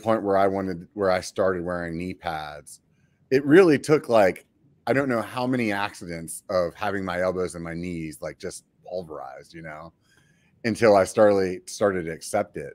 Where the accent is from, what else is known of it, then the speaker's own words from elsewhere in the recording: York, Pennsylvania, United States; York, like the peppermint patty